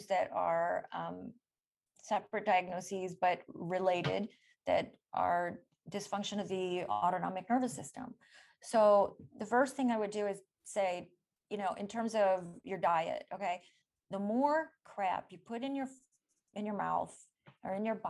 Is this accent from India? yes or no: yes; India; also born or lived in Michigan; now in Stanford, United States; I'm from India